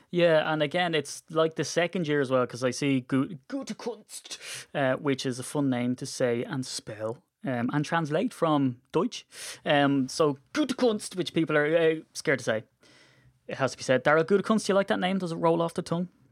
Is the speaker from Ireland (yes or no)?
yes; Ireland; we're Irish